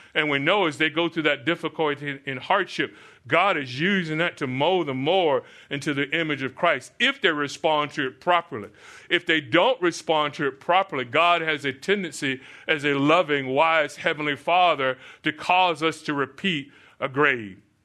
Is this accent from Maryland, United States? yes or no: no; Florida, United States; moved away; I grew up in Florida, so I would see, uh, we lived through many, many hurricanes.